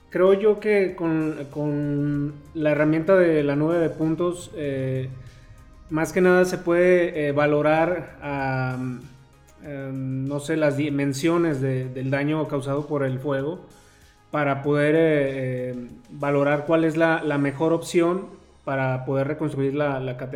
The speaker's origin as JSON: {"language": "Spanish", "town": "Guadalajara", "region": "Jalisco", "country": "Mexico", "said": "yo soy de Guadalajara."}